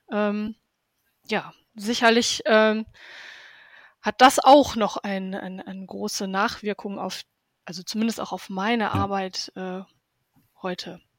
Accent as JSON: {"language": "German", "town": "Herten", "region": "North Rhine-Westphalia", "country": "Germany", "tie": "born or raised there", "said": "Ich komme ja aus dem Ruhrgebiet und aus Europas ehemals größter Bergbaustadt aus Herten."}